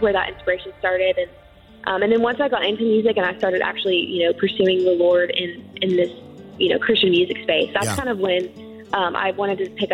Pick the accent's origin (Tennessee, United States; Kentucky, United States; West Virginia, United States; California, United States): Kentucky, United States; Lexington; I really loved growing up in Kentucky.